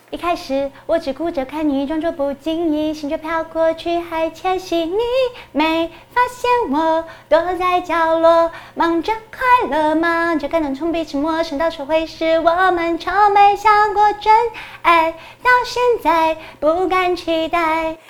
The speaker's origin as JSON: {"language": "Chinese", "country": "Taiwan", "said": "我们台湾人"}